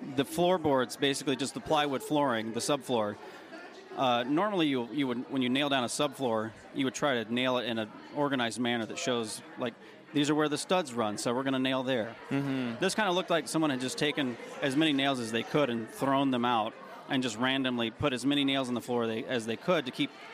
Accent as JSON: {"language": "English", "region": "Tennessee", "country": "United States", "tie": "born or raised there", "said": "I grew up in Tennessee"}